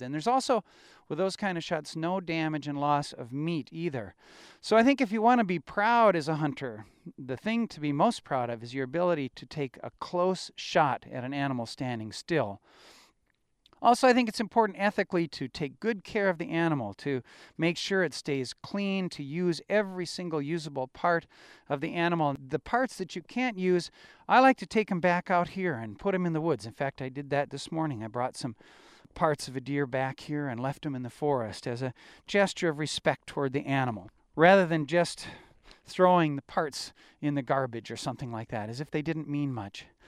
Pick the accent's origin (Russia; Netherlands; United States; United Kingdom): United States; Wisconsin; I grew up in Wisconsin in hunting country